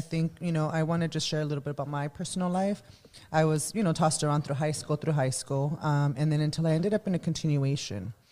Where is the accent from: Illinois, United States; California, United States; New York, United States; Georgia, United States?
California, United States; Los Angeles; I was born and raised in Boyle Heights